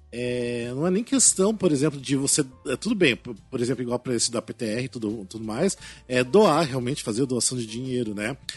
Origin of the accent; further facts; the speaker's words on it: Cascavel, Paraná, Brazil; now in São Paulo, Brazil; lá na minha cidade interior do Paraná